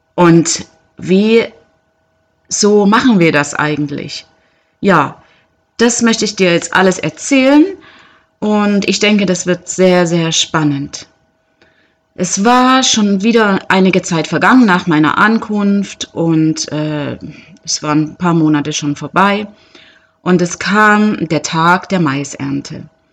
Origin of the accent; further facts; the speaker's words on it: Germany; moved away; als Deutsche aus einem wirklich äh, guten Land kommend